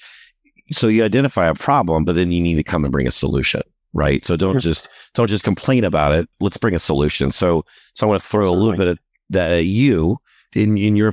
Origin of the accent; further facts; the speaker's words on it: New Orleans, Louisiana, United States; now in Houston, United States; the church that I grew up going in New Orleans